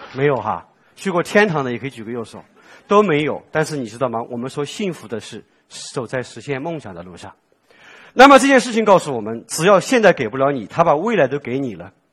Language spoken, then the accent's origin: Chinese; Sichuan, China; 我作为四川人